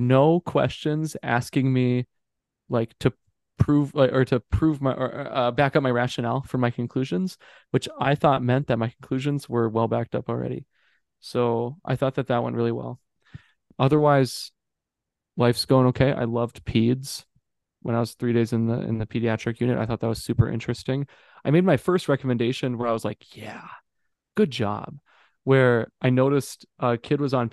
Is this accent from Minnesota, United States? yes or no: yes; St. Cloud, Minnesota, United States; I was born in the St. Cloud Hospital, the place I'm working at right now, 23 years ago